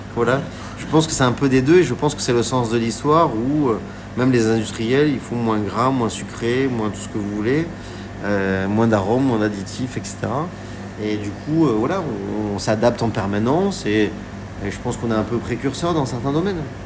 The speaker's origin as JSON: {"language": "French", "area": "Var", "region": "Provence-Alpes-Côte d'Azur", "country": "France", "tie": "born or raised there", "moved": "yes", "lives_now": "Paris, France", "said": "j'ai grandi dans le Var, j'ai grandi aussi en Provence"}